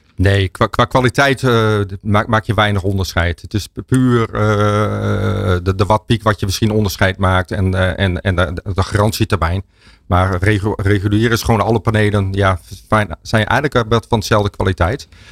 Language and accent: Dutch; Stadskanaal, Groningen, Netherlands; Ik kom zelf uit Stadskanaal